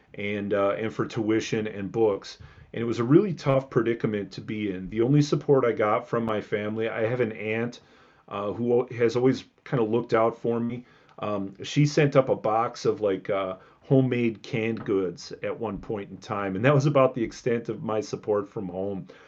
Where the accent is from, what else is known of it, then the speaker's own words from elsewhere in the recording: Milwaukee suburbs, Southeast Wisconsin, United States; now in Madison, United States; I grew up in Southeast Wisconsin, um, south side of Milwaukee, not Milwaukee proper, but like in the sort of blue collar Milwaukee suburbs. So, uh, South Milwaukee, Cudahy, um, Oak Creek